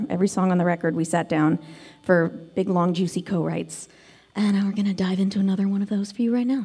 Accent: Sandy Springs, Georgia, United States; I also grew up in the South. I grew up in Georgia

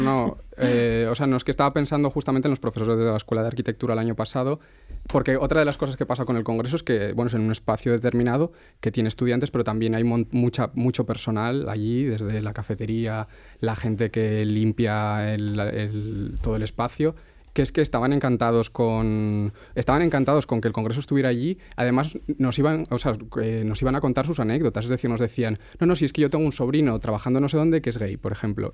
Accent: Asturias, Spain; yo soy de Asturias

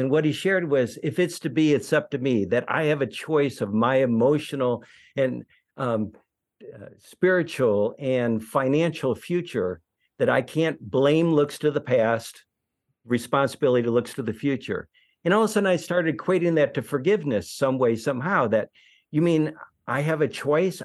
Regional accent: Detroit, Michigan, United States; growing up in Detroit

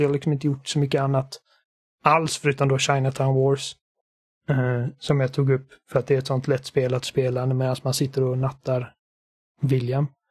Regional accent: Gothenburg, Västra Götaland, Sweden; accent: Gothenburg (göteborgska); min göteborgska brytning

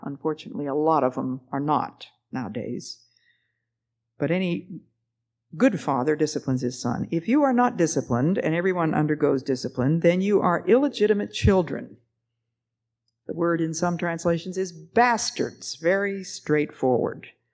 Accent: the East, United States; I'm from the East

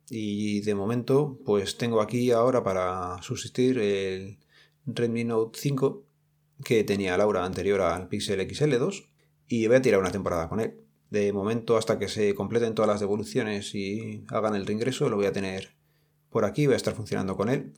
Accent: Madrid, Community of Madrid, Spain; nosotros o los que somos de aquí de Madrid

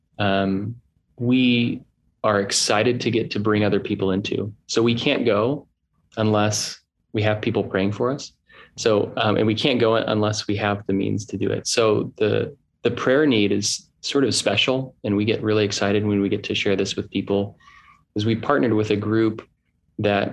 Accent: Southern California, United States; Southern Californian raised

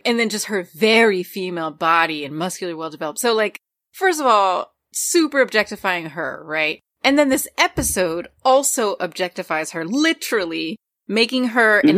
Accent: Newark, New Jersey, United States; I grew up in a like mostly black Caribbean Latino area in Newark, New Jersey

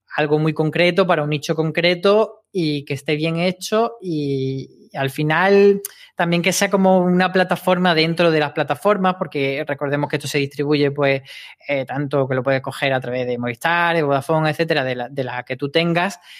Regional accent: Granada, Andalusia, Spain; moved away; en Granada, que es de donde yo soy

